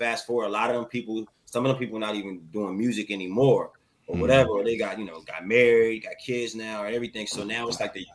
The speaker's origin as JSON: {"language": "English", "town": "Landover", "region": "Maryland", "country": "United States", "moved": "yes", "said": "I'm from Landover, Maryland"}